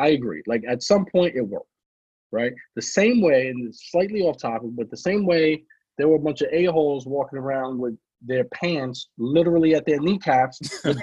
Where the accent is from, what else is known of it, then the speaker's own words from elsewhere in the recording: New York City, New York, United States; I'm from the Bronx